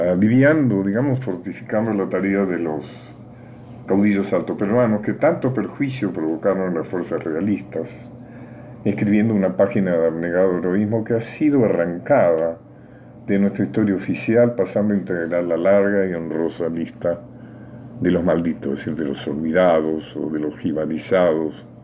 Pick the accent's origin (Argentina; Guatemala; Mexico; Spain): Argentina